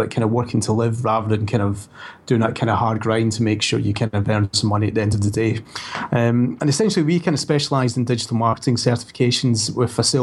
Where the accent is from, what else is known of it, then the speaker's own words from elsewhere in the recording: Scotland, United Kingdom; now in Brighton, United Kingdom; my family back in Scotland